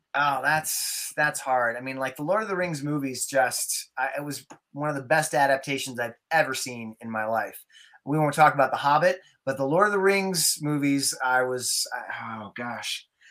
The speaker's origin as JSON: {"language": "English", "town": "Durango", "region": "Colorado", "country": "United States", "tie": "born or raised there", "said": "I grew up in Durango, Colorado, and we lived out on the Mesa, Florida Mesa"}